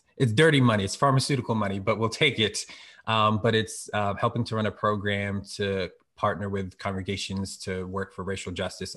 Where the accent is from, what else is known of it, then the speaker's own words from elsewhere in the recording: Philadelphia, Pennsylvania, United States; now in Harrisburg, United States; I'm really from Philly, and PK, a pastor's kid